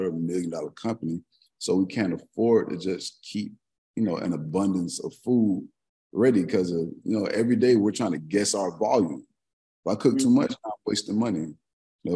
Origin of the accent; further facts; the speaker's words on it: Palm Beach County, Florida, United States; I'm actually from Palm Beach County.